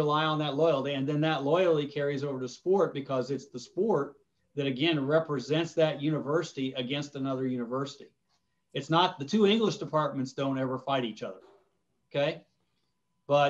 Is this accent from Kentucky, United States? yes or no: no; Ohio, United States; I grew up in Ohio